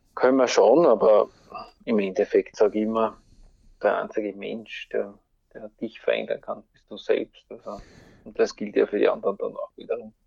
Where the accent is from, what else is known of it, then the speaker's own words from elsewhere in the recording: Graz, Styria, Austria; bei uns in Graz gibt's ja äh, eine Uni